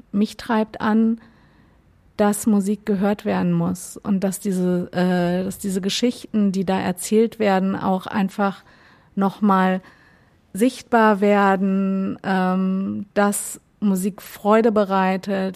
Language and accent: German; Gifhorn, Lower Saxony, Germany; also born or lived in Berlin; now in Hamburg, Germany; Ich komme aus der Nähe von Wolfsburg